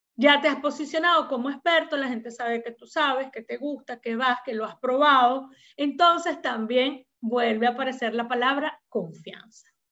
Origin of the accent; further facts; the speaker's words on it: Venezuela; also born or lived in Peru; now in Miraflores, Peru; Venezuela, aunque es mi país de origen